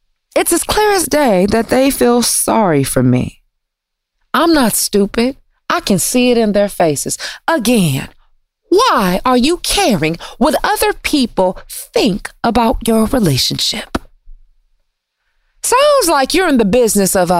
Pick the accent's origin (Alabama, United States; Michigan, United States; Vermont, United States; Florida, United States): Michigan, United States; Detroit; I'm from Detroit, and you know, the automotive industry is booming there